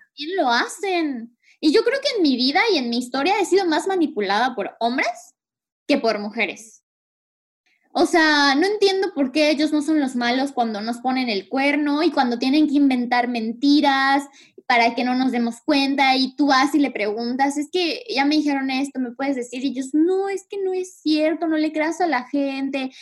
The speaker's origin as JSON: {"language": "Spanish", "country": "Mexico", "moved": "yes", "lives_now": "Canada", "said": "nuestra cultura como mexicanos"}